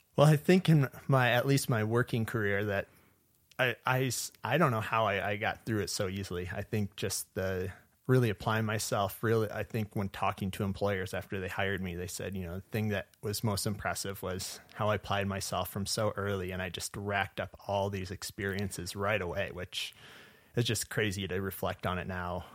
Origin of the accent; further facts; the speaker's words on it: Portage, Michigan, United States; moved away as an adult; also born or lived in Tennessee / Upper Peninsula, Michigan / Yellowstone National Park; now in Montana, United States; originally I'm from Portage, Michigan, which is located in southwest Michigan